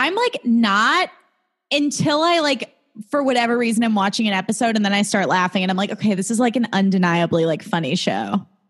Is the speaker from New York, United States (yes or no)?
no; a suburb of Chicago, Illinois, United States; now in Los Angeles, United States; I'm from a suburb of Chicago.